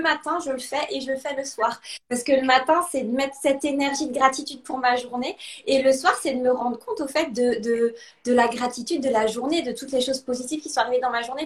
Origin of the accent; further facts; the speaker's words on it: Alsace, Grand Est, France; also born or lived in Lausanne, Switzerland; now in Italy; Je suis originaire à la, base d'Alsace, en France